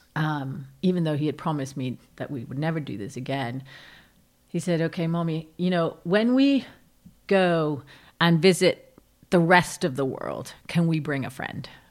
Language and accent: English; Rome, Lazio, Italy; moved away; I grew up in Rome during the Red Brigades